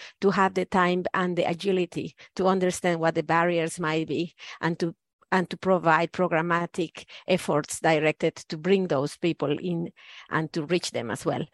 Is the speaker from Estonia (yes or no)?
no; Mexico; English is a second language; moved away as an adult; now in New Zealand; I have been raised in Mexican Catholic family